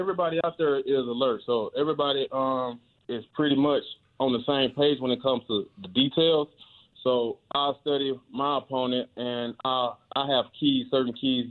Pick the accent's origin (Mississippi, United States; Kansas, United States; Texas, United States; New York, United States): Mississippi, United States; Clarksdale; I was headed home to Mississippi today, my hometown, Clarksdale, Mississippi.